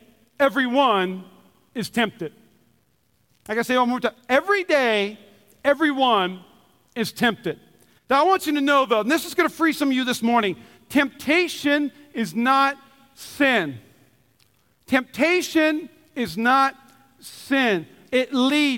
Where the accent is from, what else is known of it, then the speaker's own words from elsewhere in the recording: Minnesota, United States; I'm from Minnesota